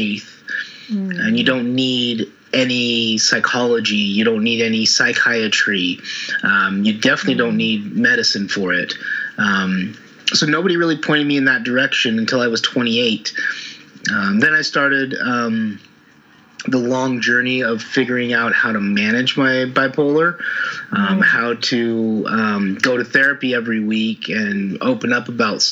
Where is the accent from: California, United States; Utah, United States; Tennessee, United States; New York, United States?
Utah, United States; moved away as an adult; also born or lived in Oregon; I was born in Utah, in the States